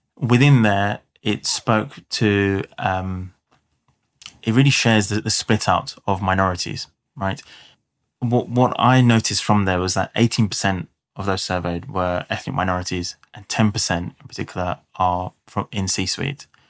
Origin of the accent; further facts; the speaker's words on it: London, United Kingdom; South London.